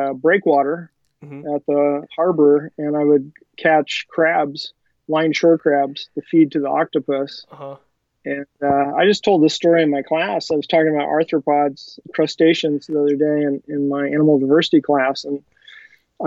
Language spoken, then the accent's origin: English; California, United States; I grew up here in California